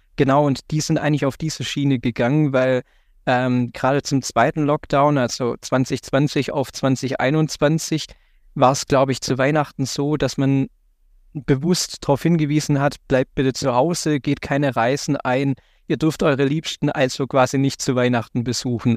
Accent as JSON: {"language": "German", "region": "Baden-Württemberg", "country": "Germany", "said": "hier in Baden-Württemberg, wo ich herkomme"}